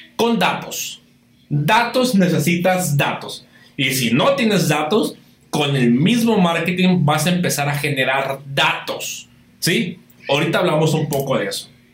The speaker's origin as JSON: {"language": "Spanish", "region": "Baja California", "country": "Mexico", "said": "aquí en Baja California, aquí donde, donde, de donde yo soy"}